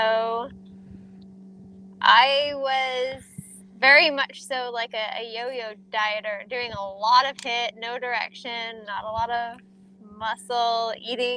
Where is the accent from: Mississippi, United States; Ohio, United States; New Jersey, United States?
New Jersey, United States; I'm from New Jersey.